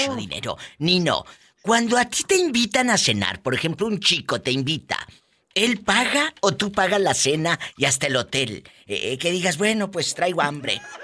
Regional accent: Mexico; como decimos los mexicanos

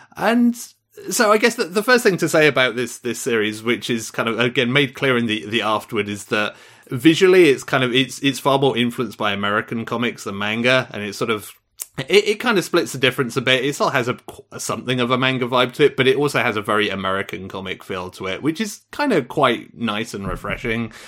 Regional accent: United Kingdom; as a Brit

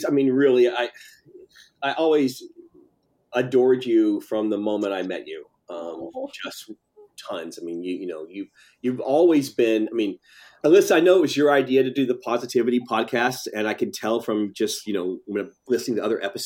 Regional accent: Tennessee, United States; moved away as an adult; also born or lived in Nashville / Los Angeles; I'm from Tennessee

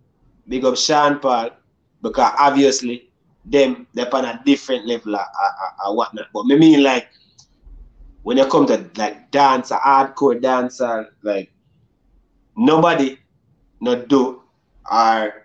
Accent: Jamaica; me growing up in Jamaica

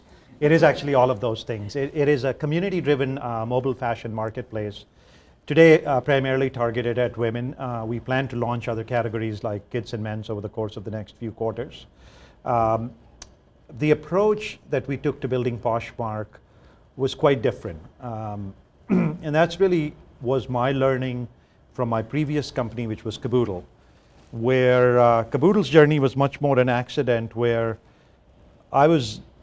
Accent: Uttar Pradesh, India; I grew up in India. I grew up in a small state, which is actually the largest state in India, but it's become smaller now because it's been chopped up into two parts called Uttar Pradesh.

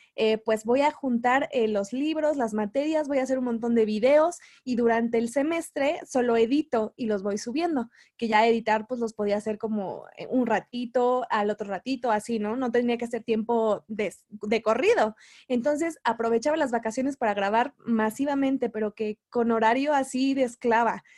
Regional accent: Mexico City, Mexico; soy de la Ciudad de México

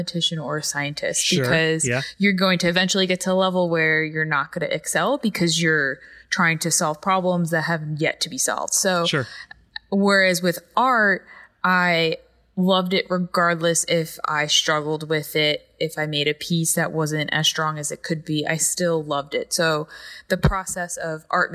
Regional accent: Carmel, New York, United States; also born or lived in Patterson, New York; I grew up like an hour and a half north of New York City in a town called Carmel, New York.

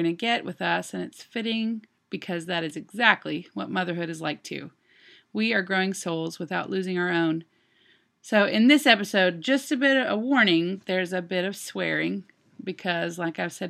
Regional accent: Longview, Texas, United States; now in Nashville, United States; Longview, my hometown

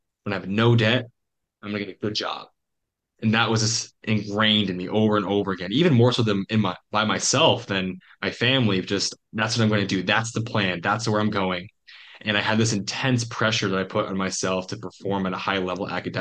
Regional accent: Eastern Iowa, United States; moved away; also born or lived in Washington, D.C. / Montana; growing up in Iowa, I was in the Quad Cities, and that's like Eastern Iowa

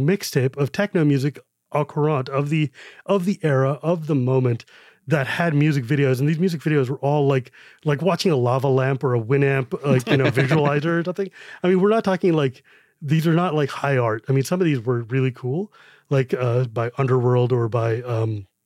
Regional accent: California, United States; when I was growing up in California

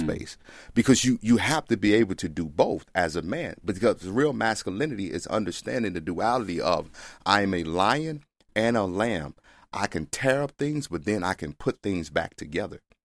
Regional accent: Mississippi, United States; moved away; also born or lived in Texas; I grew up in Mississippi.

